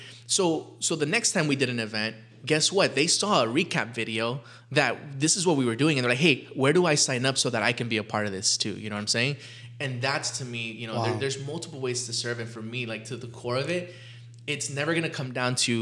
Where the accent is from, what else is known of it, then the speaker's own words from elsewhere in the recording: Los Angeles, California, United States; we grew up poor in South LA.